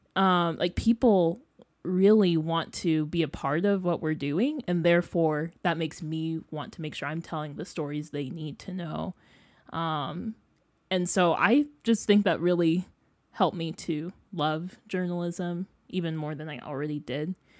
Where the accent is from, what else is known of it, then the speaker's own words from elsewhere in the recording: Freeport, Illinois, United States; moved away as an adult; now in Columbia, United States; I'm from Freeport, Illinois. It's like a small city two hours west of Chicago.